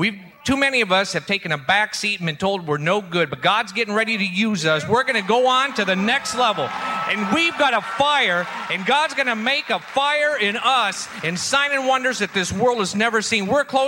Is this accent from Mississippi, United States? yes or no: yes; Gulfport, Mississippi, United States; I'm from Gulfport, Mississippi.